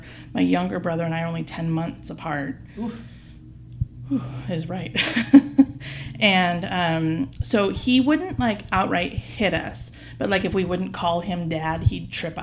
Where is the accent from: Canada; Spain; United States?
United States; Northern California; born and raised in Northern California, still here